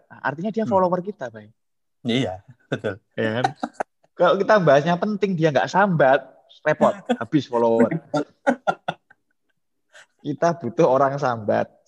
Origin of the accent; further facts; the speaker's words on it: Java, Indonesia; Jadi memang kesulitan kita sebagai orang Jawa ya hmm. itu kita sudah terlalu banyak vocabulary-nya gitu